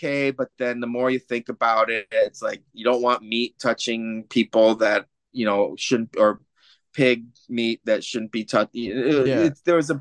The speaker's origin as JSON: {"language": "English", "region": "Michigan", "country": "United States", "tie": "born or raised there", "moved": "yes", "said": "born and raised in Michigan"}